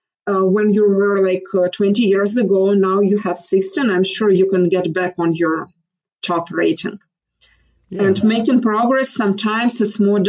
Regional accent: Mariupol, Donetsk Oblast, Ukraine; moved away as an adult; now in United States; I'm from Mariupol

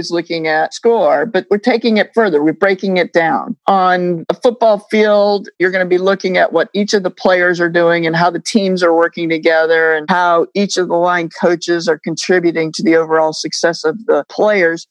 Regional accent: New England, United States; I grew up in New England

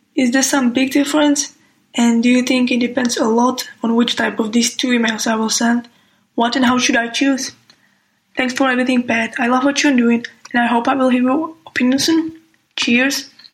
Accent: Czechia; I'm from Czech Republic

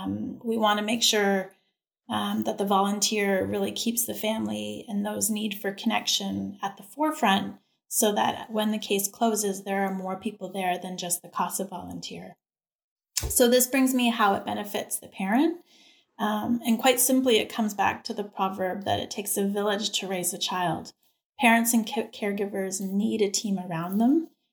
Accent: Canada; now in Texas, United States; But I have to say that when I came to Texas from Canada, I was really surprised and very impressed

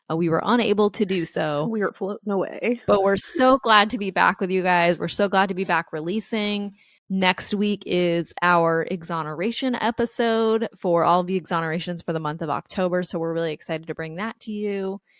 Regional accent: New York, United States; I grew up in New York

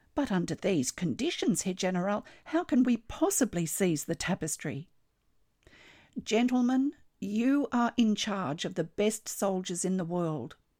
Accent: Australia; I'm an Australian textile artist

